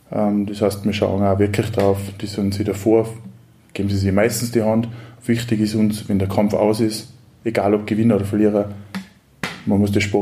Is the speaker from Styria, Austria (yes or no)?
no; Kitzbühel, Tyrol, Austria; also ich komme selber aus dem Raum Kitzbühel